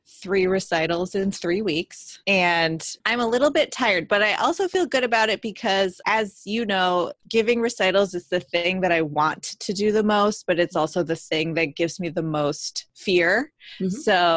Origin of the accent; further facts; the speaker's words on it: Mississippi, United States; I did a recital at University of Southern Mississippi, my home base, my hometown crowd.